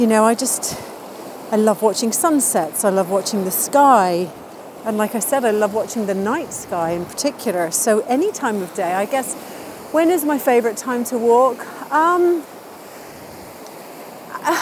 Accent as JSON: {"language": "English", "town": "Dublin", "region": "Leinster", "country": "Ireland", "tie": "born or raised there", "also_born_or_lived": "London / Los Angeles", "moved": "yes", "lives_now": "Hove, United Kingdom", "said": "when I was growing up in Ireland. We lived very close to a park called the Phoenix Park in Dublin."}